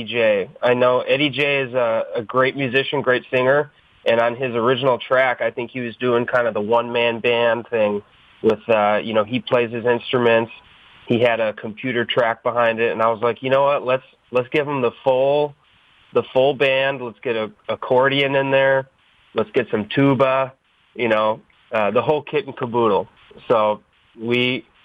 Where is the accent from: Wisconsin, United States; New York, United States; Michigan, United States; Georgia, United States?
Wisconsin, United States; Milwaukee; also born or lived in Wauwatosa, Wisconsin; now in California, United States; I grew up in Milwaukee.